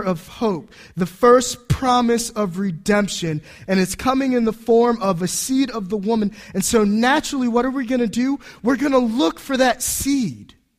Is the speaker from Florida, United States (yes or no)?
yes; Homestead, Florida, United States; moved away; also born or lived in Washington, D.C. metropolitan area; I was born in an Air Force base in Homestead, Florida, that doesn't exist anymore, or at least a hospital that doesn't exist. Uh, my wife traces her ancestry back to people who signed the Declaration of Independence. She's from New Jersey. I'm from Florida